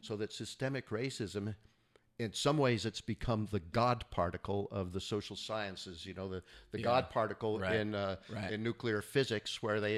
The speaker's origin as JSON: {"language": "English", "region": "California", "country": "United States", "tie": "born or raised there", "said": "I grew up in the Northern Bay Area here in California"}